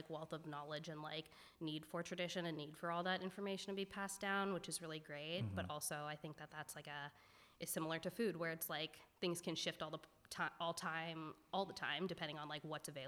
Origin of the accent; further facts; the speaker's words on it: Bay Area, California, United States; I grew up in the Bay Area